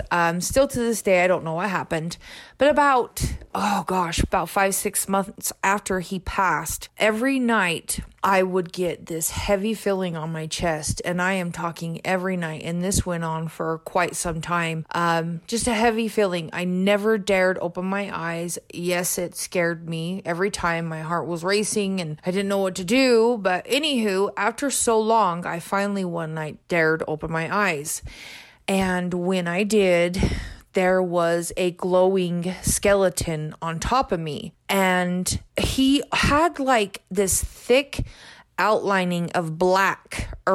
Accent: Payson, Utah, United States; I am from Payson, Utah. I grew up in a little

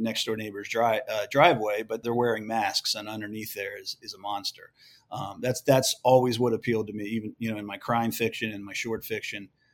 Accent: Edgewood, Maryland, United States; moved away as an adult; I grew up in, uh, in a small working class town called Edgewood, Maryland.

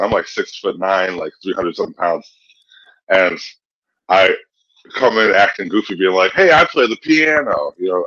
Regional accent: Kalamazoo, Michigan, United States; also born or lived in Boston; now in Chicago, United States; I'm from Kalamazoo

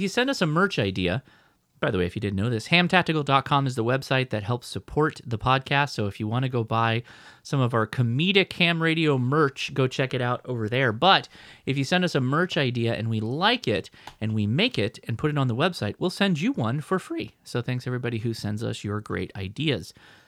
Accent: Southern California, United States; As a Southern Californian.

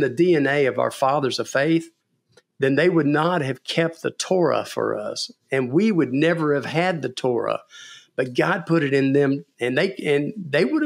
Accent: Texas, United States; being a Texan and being a businessman

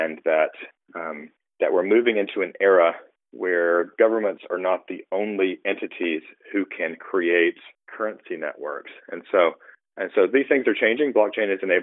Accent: United States; I'm an American. I grew up here. I lived here most of the time

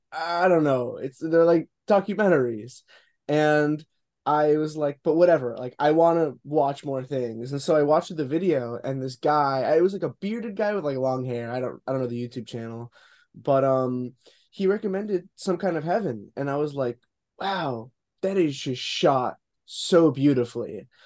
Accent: Boca Raton, Florida, United States; I'm just gonna say Boca Raton, Florida

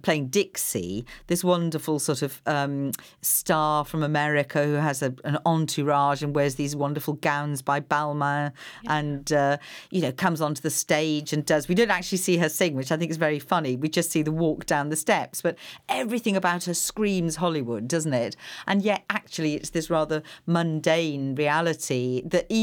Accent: Wales, United Kingdom; moved away; I come from Wales

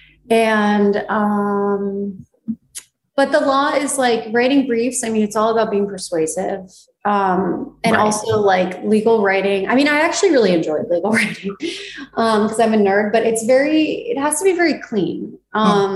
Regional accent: East Coast, United States; now in Los Angeles, United States; I'm from the East Coast

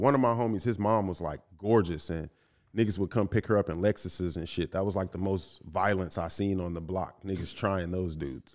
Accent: Inglewood, California, United States; growing up in Inglewood

